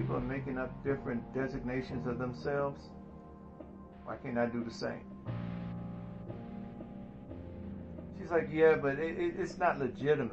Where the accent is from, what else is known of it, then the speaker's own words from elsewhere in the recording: the South, United States; I'm from the South